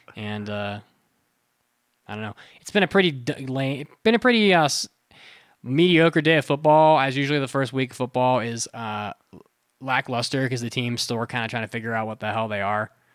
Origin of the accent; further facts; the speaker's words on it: West Virginia, United States; also born or lived in Florida; now in Colorado, United States; I grew up with Kroger in West Virginia